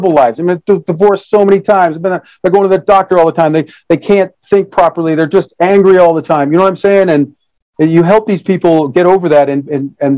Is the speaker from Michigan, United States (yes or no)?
yes; Detroit, Michigan, United States; I was born in Detroit, Michigan, in 1966